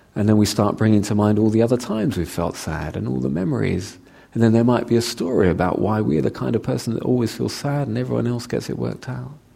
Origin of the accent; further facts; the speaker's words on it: London, United Kingdom; I'm a Londoner